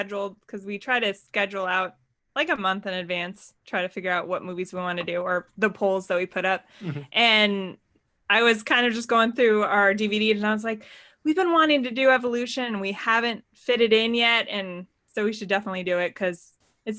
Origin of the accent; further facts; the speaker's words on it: Montana, United States; now in Arizona, United States; I grew up in Montana